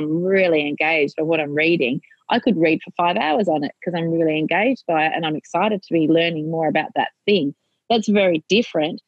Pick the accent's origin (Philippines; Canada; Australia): Australia; I am your Australian content